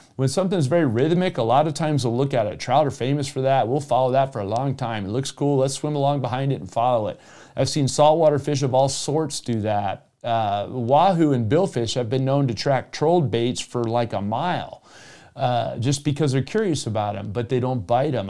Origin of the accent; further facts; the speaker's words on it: South Florida, United States; moved away; also born or lived in Colorado; I grew up originally in South Florida